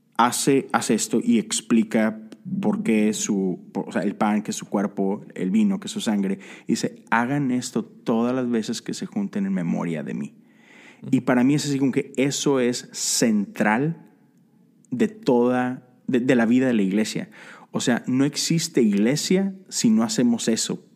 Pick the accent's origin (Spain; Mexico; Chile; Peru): Mexico; cuando yo crecí en la iglesia en México